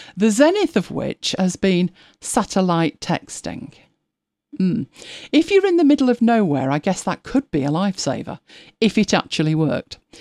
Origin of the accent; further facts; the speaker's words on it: Lancashire, North West England, United Kingdom; we are from Lancashire, so, um, Nout, Nout means nothing